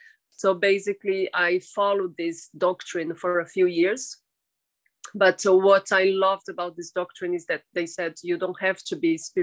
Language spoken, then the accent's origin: English; São Paulo, Brazil; São Paulo.